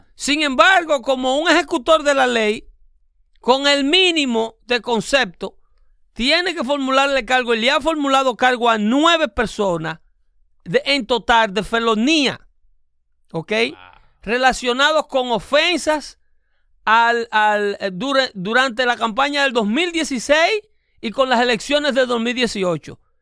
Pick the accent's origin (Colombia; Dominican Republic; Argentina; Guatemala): Dominican Republic; now in United States